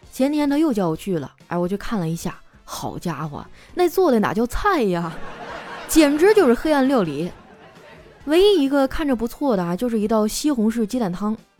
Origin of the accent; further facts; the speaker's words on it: Qitaihe, Heilongjiang, China; now in Shanghai, China; 我的家乡七台河